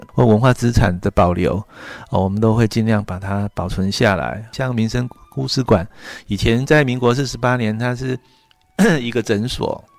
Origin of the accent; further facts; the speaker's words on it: Wufeng, Taichung, Taiwan; 嗯，因为我本身就是雾峰出生长大的小孩，呃，父亲其实从祖父。都是世代跟农业也有息息相关。